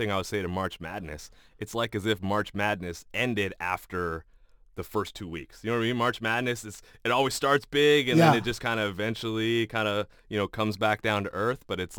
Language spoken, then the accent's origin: English; Canada; One, being a Canadian and a hockey fan, it's upsetting when the team you love and cheer for doesn't do well.